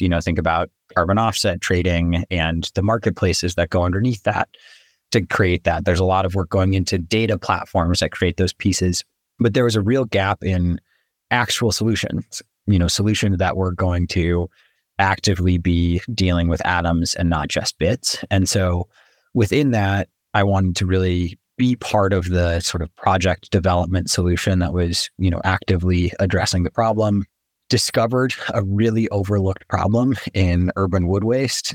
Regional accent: New Mexico, United States; I was born and raised in New Mexico

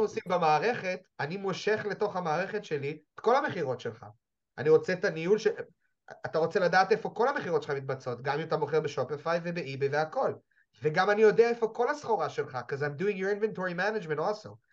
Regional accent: Jerusalem, Jerusalem District, Israel; אני ירושלמי

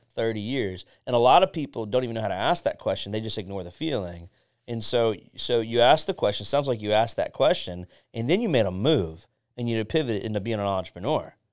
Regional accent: Pinellas County, Florida, United States; I was born and raised in Pinellas

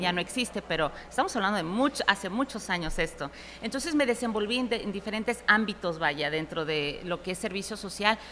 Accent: Houston, Texas, United States; also born or lived in New York City, New York, United States; nos mudamos de Nueva York a Houston en los 80, principios de los 80

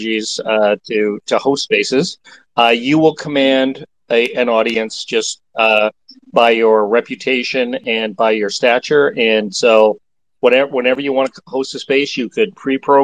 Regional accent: Canada; I'm a Canadian too

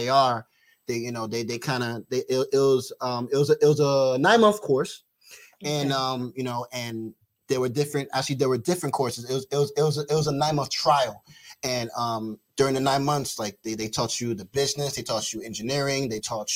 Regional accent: New York City, New York, United States; also born or lived in Rockland County, New York; I'm originally from the Bronx.

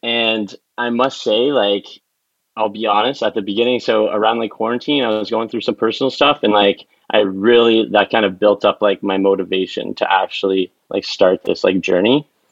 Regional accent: Ottawa, Ontario, Canada; moved away as an adult; now in Toronto, Canada; Born and raised in Ottawa, now living in Toronto

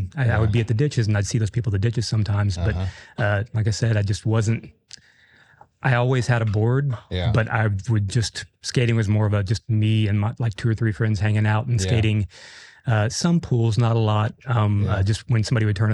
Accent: Austin, Texas, United States; also born or lived in Pennsylvania / Buda, Texas; now in Seguin, United States; I was born in Austin in 71

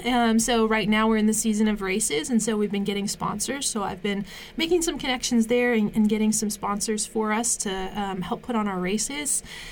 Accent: East Coast, United States; I grew up on the East Coast by the Chesapeake Bay, and I love the beach.

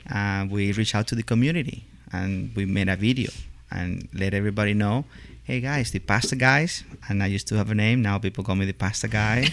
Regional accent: Venezuela; moved away as an adult; also born or lived in Italy / Ohio, United States; now in Lexington, United States; I uh, was born born and raised in Venezuela

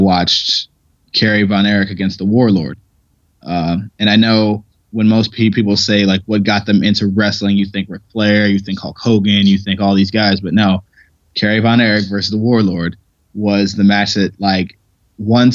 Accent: Ohio, United States; moved away; also born or lived in Pittsburgh

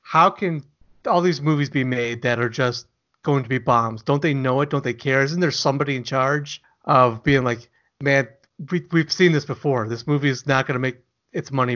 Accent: Pontiac, Michigan, United States; I grew up in Pontiac

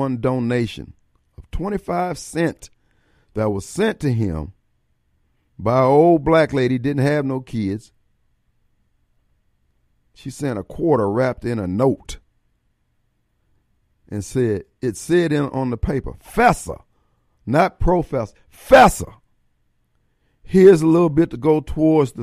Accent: Joliet, Illinois, United States; growing up in Joliet, Illinois

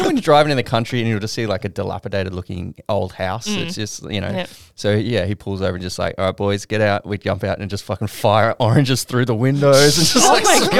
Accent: Queanbeyan, New South Wales, Australia; born or raised there

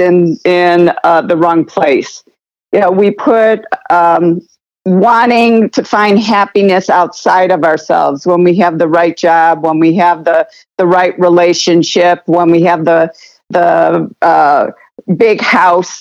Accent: United States

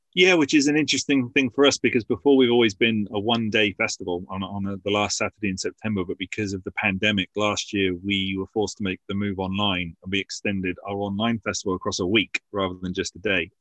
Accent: Basingstoke, South East England, United Kingdom; my hometown of Basingstoke

